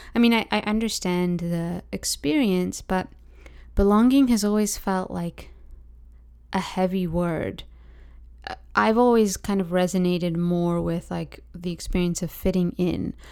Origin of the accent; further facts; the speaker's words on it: Oakville, Ontario, Canada; also born or lived in London, England / Dayton, Ohio; So I was born in London, England. I grew up in Oakville, Ontario. After like a year stint we spent in Dayton, Ohio